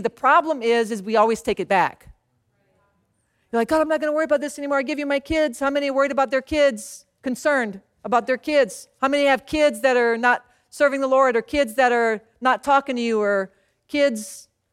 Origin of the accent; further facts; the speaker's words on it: Louisiana, United States; moved away; also born or lived in San Antonio, Texas; So I grew up in Louisiana